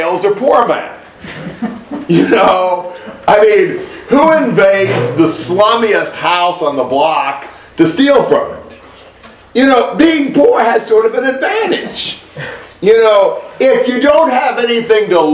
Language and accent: English; United States; I'm an American.